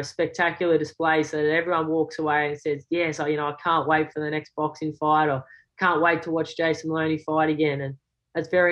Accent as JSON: {"language": "English", "country": "Australia", "said": "being an Aussie"}